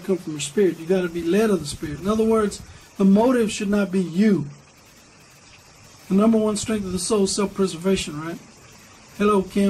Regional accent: Dillion, Texas, United States; I grew up with Millie in Dillion, Texas. Graduated high school together

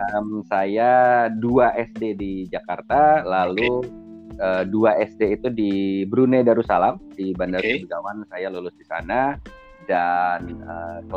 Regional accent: Bucharest, Romania; born there; saya lahir di Romania pak di, oh. di Bukares

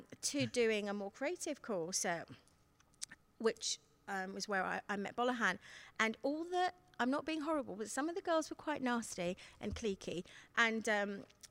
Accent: London, United Kingdom; born or raised there; also born or lived in Seychelles

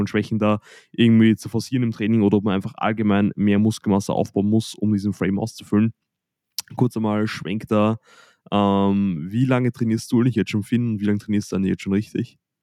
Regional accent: Austria; bei uns in Österreich

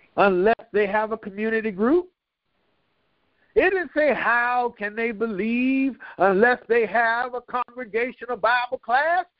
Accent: DePaul Medical Center, Granby Street, Virginia, United States; I was born in DePaul Medical Center over there on Granby Street, Kingsley Lane, actually, off Granby Street.

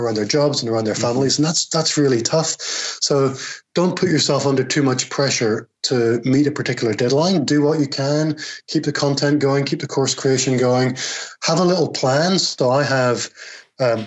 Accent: United Kingdom; accent: Northern Irish Scottish; this very strange Northern Irish Scottish accent that I have

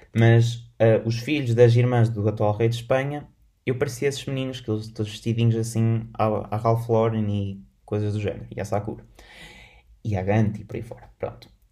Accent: Portugal; sou, sou, português, moro em Portugal

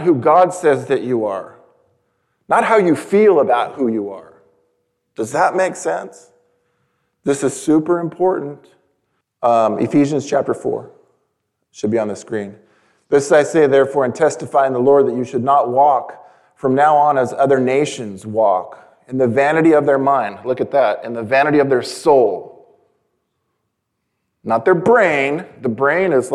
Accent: San Diego, California, United States; I was born in San Diego, California.

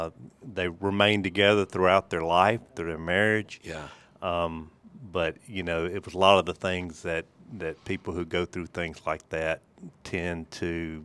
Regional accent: Mississippi, United States; I grew up in Holmes County, Mississippi. My mother and father had four boys, God bless her.

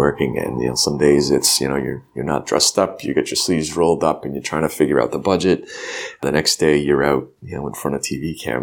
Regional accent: New Hampshire, United States; I'm from New Hampshire

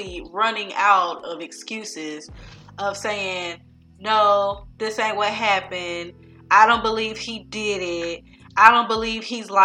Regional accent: California, United States; I'm from California

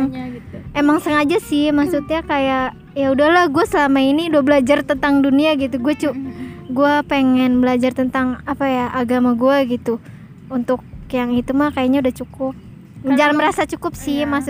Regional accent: Jakarta, Indonesia; jadi dari kecil tuh gue udah di Jakarta jadi kalau pulang kampung tuh gue nggak punya temen

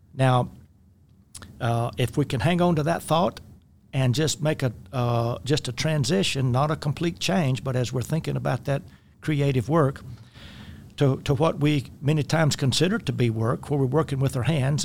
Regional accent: rural Louisiana, United States; I grew up in the Deep South, uh, mid-twentieth century and, uh, rural Louisiana.

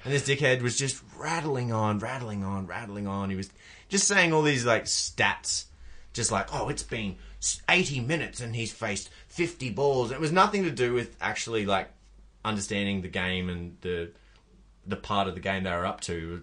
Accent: Queensland, Australia; I'm a Queenslander

